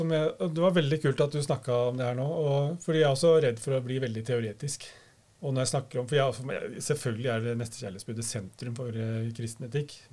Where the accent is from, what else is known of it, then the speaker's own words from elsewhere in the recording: Innlandet, Norway; Det var liksom mer karismatisk enn jeg var vant til da, som hedmarking.